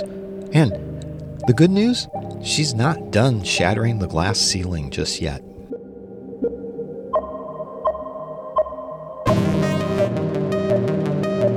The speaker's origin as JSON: {"language": "English", "region": "Midwest", "country": "United States", "tie": "born or raised there", "also_born_or_lived": "San Francisco", "moved": "as an adult", "said": "When I was a kid growing up in the Midwest"}